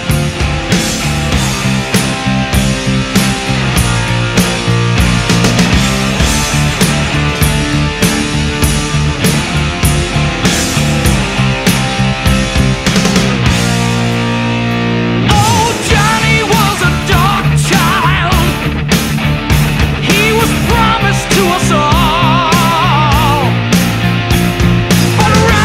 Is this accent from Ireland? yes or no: yes; Ireland; I'm from Ireland